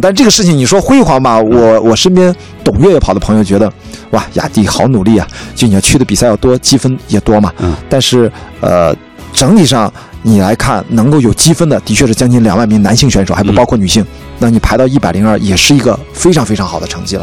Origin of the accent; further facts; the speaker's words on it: Qingdao, Shandong, China; moved away as an adult; now in Beijing, China; 我出生在青岛，长大在青岛